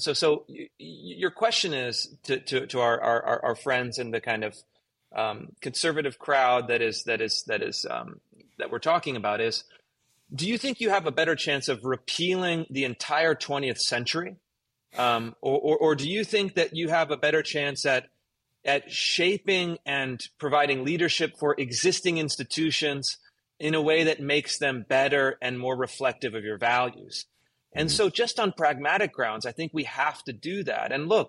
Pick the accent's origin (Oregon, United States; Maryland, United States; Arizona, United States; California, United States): California, United States; Sacramento; also born or lived in Berkeley / Oakland / Los Angeles; I grew up in Sacramento, and I lived for, I don't know, maybe 4 or 5 years in Berkeley and Oakland. I lived for a year down in L.A.